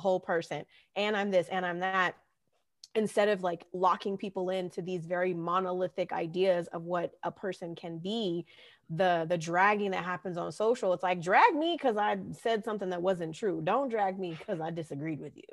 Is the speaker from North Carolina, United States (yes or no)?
no; California, United States; growing up in California